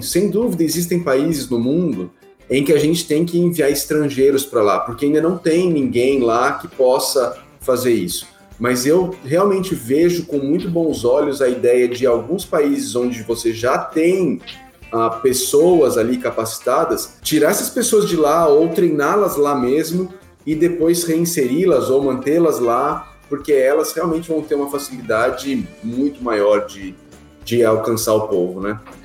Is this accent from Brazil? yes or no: yes; Atibaia, São Paulo, Brazil; Eu sou paulistano, sou paulistano. Nasci aí em São Paulo, é, morei em São Paulo até os oito anos de idade né? Aí a gente mudou para Atibaia, pertinho aí de São Paulo